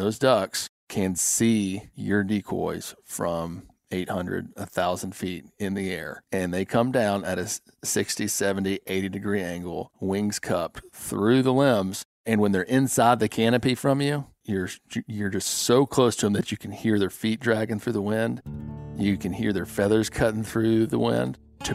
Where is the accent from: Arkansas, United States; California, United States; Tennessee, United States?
Arkansas, United States; I was raised in Lonoke County, went to college out of state, and basically left the state for 15 years. But I always came back during duck season